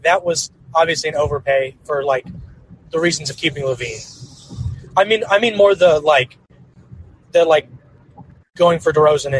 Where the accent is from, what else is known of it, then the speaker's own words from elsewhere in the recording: Missouri, United States; Where I was born was not a place with, it was like near any NBA. I'm from Missouri